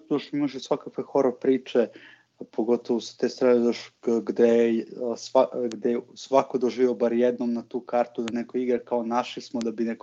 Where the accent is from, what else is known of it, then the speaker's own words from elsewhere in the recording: Serbia; moved away as an adult; now in Vienna, Austria; po mojom akcentu će odmah reći da, da, da nisam iz Austrije. Čim samo kažu kao moj tata iz Srbije, ja sam, ja sam iz Beča.